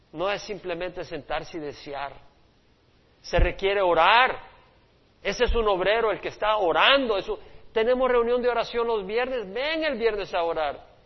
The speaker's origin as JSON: {"language": "Spanish", "country": "El Salvador", "tie": "born or raised there", "said": "Mi país, El Salvador, donde yo nací"}